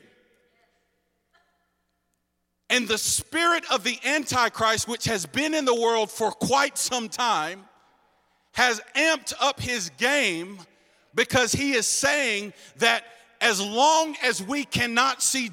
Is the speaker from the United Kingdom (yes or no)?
no; North Carolina, United States; I grew up here in North Carolina